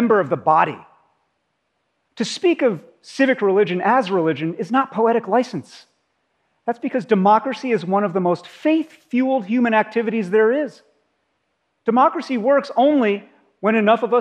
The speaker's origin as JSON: {"language": "English", "country": "United States", "said": "As an American"}